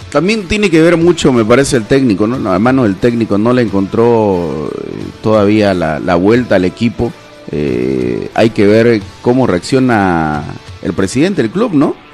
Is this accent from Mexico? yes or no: no; Bolivia; uno como boliviano, como boliviano estoy hablando